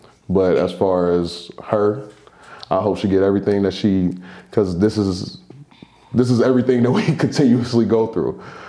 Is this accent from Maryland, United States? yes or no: no; Oakland, California, United States; I'm from Oakland, USA.